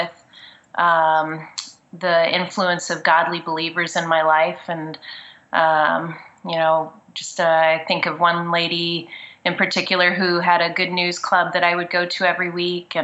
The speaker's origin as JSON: {"language": "English", "town": "Reading", "region": "Pennsylvania", "country": "United States", "tie": "born or raised there", "said": "I was born in Pennsylvania, in outside of a city called Reading, Pennsylvania, which is a little north of Philadelphia. And I grew up in a suburb of Reading, a small town"}